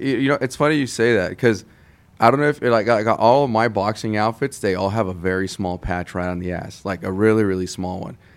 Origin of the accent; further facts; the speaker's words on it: Santa Ana, California, United States; I grew up in Santa Ana, California